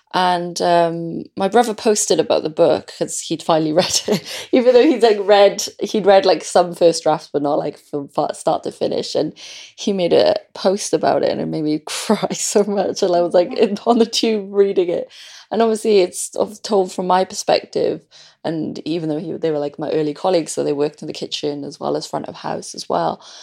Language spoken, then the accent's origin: English; Wales, United Kingdom; I was born in Wales